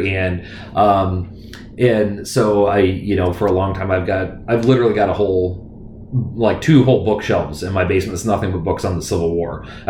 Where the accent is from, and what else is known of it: United States